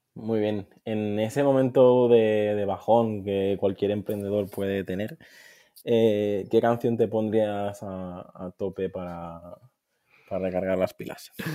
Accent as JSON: {"language": "Spanish", "area": "Mallorca", "region": "Balearic Islands", "country": "Spain", "also_born_or_lived": "Valencia", "said": "soy de, de Mallorca"}